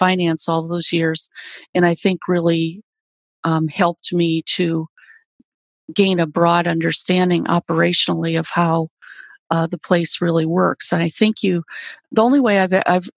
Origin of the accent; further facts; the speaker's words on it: South Dakota, United States; also born or lived in Southern California; now in New York City, United States; in South Dakota, where I grew up on a farm.